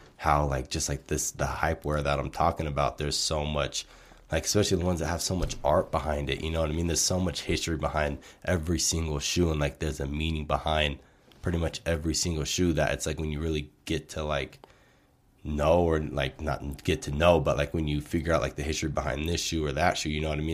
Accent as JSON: {"language": "English", "town": "Portland", "region": "Oregon", "country": "United States", "moved": "as an adult", "lives_now": "Colorado, United States", "said": "we're initially from Portland, Oregon"}